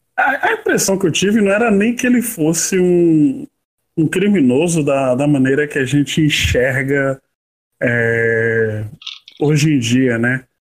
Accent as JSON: {"language": "Portuguese", "town": "Salvador", "region": "Bahia", "country": "Brazil", "tie": "born or raised there", "said": "quando eu era moleque, morando na, na Chapada do Rio Vermelho"}